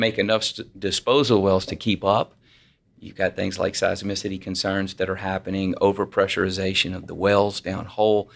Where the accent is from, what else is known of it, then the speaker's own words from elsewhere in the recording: Louisiana, United States; I'm from Louisiana